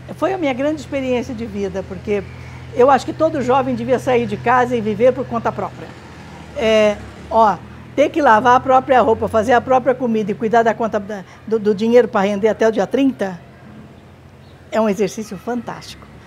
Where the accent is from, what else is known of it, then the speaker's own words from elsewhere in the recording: Tupã, São Paulo, Brazil; moved away; Nós nascemos, os quatro filhos nascemos em Tupã.